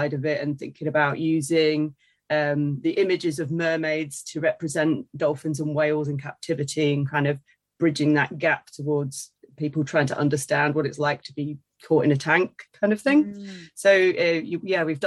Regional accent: Brighton, South East England, United Kingdom; now in Leeds, United Kingdom; I grew up in Brighton

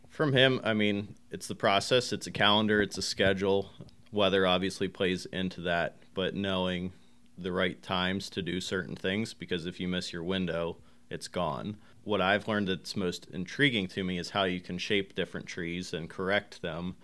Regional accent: Somerset County, Pennsylvania, United States; moved away as an adult; also born or lived in Pittsburgh; now in Huntingdon, United States; I grew up in Somerset County

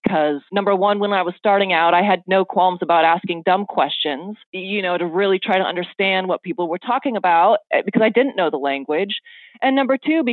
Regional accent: Oregon, United States; now in Los Angeles, United States; I'm from Oregon, a very small town in Oregon, and didn't grow up with it at all

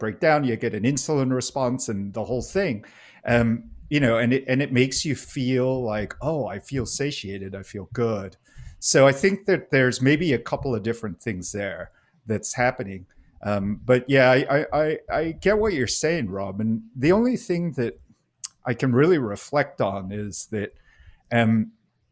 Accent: Singapore; moved away; I grew up in Singapore

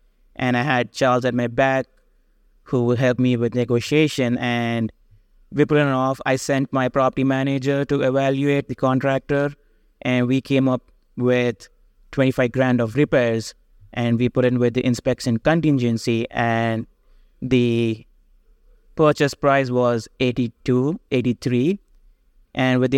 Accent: India; So going back to my background, I came from education from India.

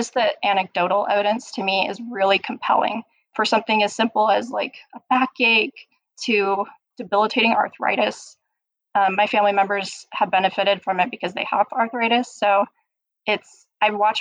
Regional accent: Utah, United States; I'm born and raised in Utah.

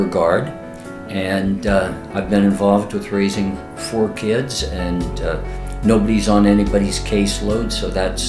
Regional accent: San Bruno, California, United States; I grew up in San Bruno, a quiet suburb 10 miles south of San Francisco.

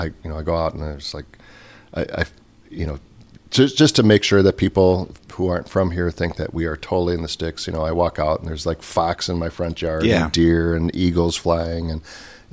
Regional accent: St. Paul, Minnesota, United States; Born and raised in St. Paul

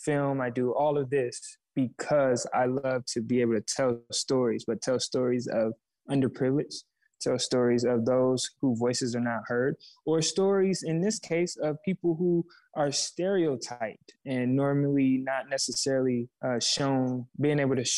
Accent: Flint, Michigan, United States; moved away; also born or lived in Georgia; I grew up in Flint

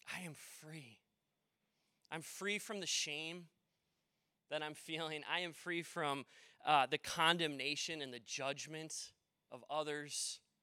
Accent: Maple Plain, Minnesota, United States; also born or lived in Delano, Minnesota; I grew up in Maple Plain, and I've lived now in Delano a while

